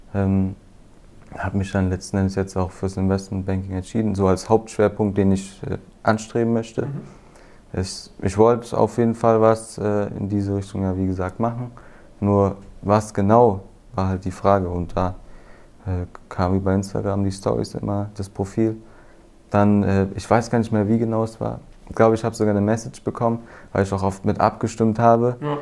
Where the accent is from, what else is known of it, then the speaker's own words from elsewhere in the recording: near Frankfurt, Hesse, Germany; ich komme aus der Nähe Frankfurt